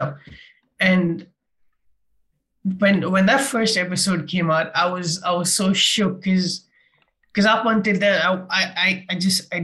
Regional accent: India; And I'm an Indian

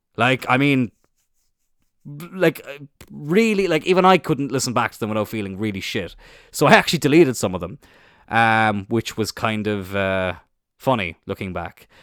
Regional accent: Cloyne, Munster, Ireland; I'm from Cline in East Cork, little village, uh, just outside of Middleton.

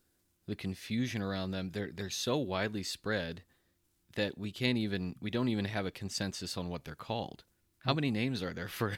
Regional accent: Texas, United States; my home state of Texas

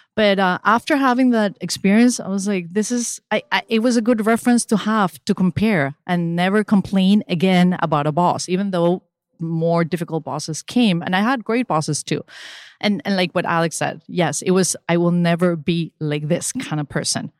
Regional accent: Venezuela; moved away; also born or lived in Spain / Miami; when I was growing up in Venezuela

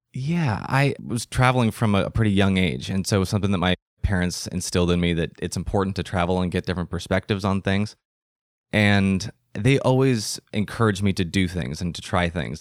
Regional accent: United States; also born or lived in London; what I had lived my whole life, which was being an American in America

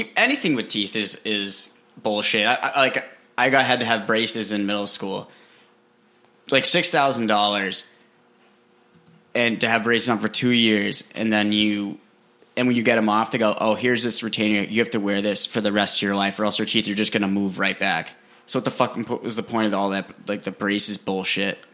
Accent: New Hampshire, United States; I'm from New Hampshire, a cute little place called New Hampshire.

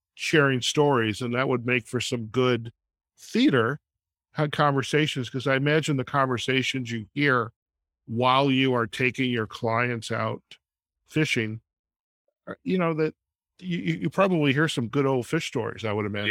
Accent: Chicago, Illinois, United States; now in Las Vegas, United States; I'm originally from Chicago as well, and I'm here out in Las Vegas

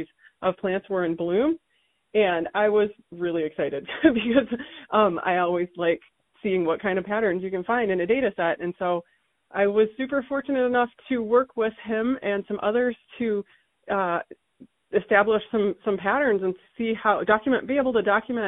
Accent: Michigan, United States; now in Tucson, United States; I grew up in Michigan

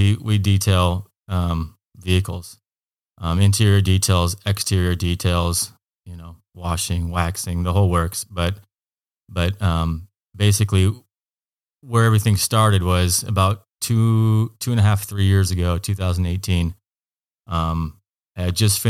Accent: Hood River, Oregon, United States; also born or lived in Eugene, Oregon; I grew up in Hood River, Oregon. Went to high school there. Graduated in 2000 and took off to Eugene, Oregon. Spent a couple of years at Lane Community College

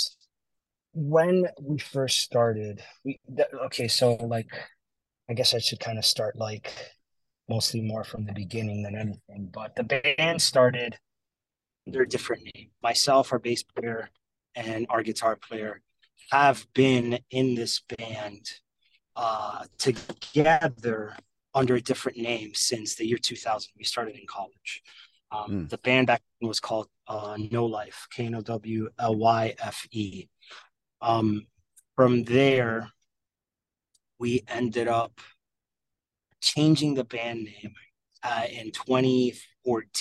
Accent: Miami, Florida, United States; now in Lansing, United States; Back home, I grew up in Miami, Florida

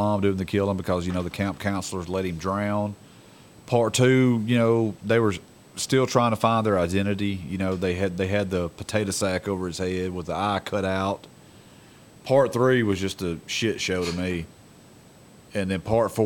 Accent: near Amityville, New York, United States; It's close enough to my hometown

